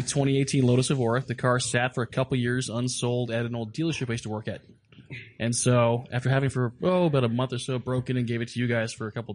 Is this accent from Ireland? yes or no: yes; Ireland; I am Irish, so yeah.